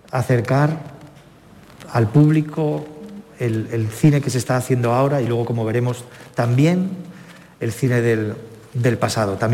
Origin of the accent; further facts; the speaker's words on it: Andalusia, Spain; soy andaluz y mi manera de ver las cosas, mi manera de ver la realidad, mi manera de sentirla sobre todo es por mi andalusincrasia, por lo que soy.